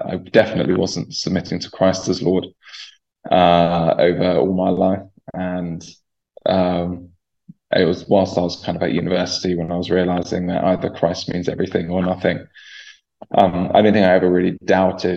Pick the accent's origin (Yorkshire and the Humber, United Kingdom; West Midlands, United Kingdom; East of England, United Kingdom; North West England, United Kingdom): East of England, United Kingdom; Chorleywood; I grew up in Chorleywood, and I'm still connected to the church there where I grew up